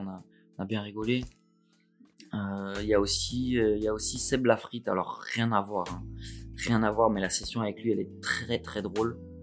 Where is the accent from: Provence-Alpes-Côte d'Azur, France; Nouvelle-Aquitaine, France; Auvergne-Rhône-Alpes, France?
Provence-Alpes-Côte d'Azur, France; Nice; moved away as an adult; also born or lived in Montpellier; Je suis né à Nice, mais j'ai vécu à Montpellier